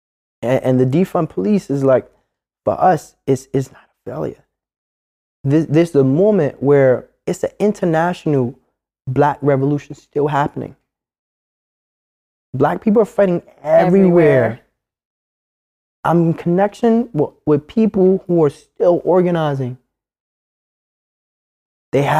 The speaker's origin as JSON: {"language": "English", "town": "New York City", "region": "New York", "country": "United States", "said": "I'm from Harlem"}